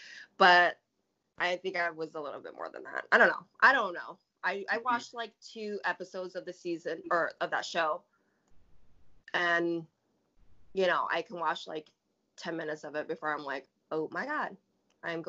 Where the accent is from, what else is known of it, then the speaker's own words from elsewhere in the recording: Tacoma, Washington, United States; I'm from Tacoma, Washington. I grew up like in a very, you know, that kind of demographic